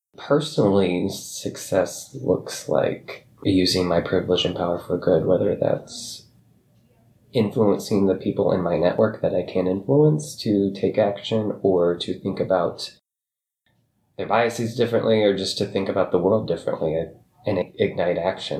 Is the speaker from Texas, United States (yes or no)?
no; Pomeroy, Iowa, United States; also born or lived in Bondurant, Iowa; I grew up on a farm outside of a very tiny town in northwest Iowa called Pomeroy